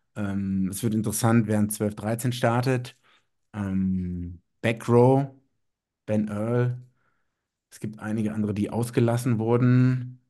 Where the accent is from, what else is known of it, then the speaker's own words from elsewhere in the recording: Germany; ich nach wie vor als Deutscher, der in Deutschland wohnt